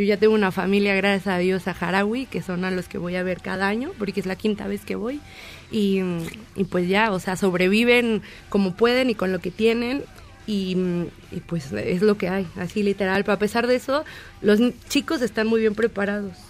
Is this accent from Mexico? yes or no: yes; Mexico; nosotros como mexicanos éramos como muy abiertos